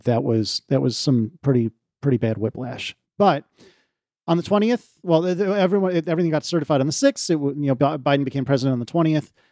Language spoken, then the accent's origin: English; United States; we're American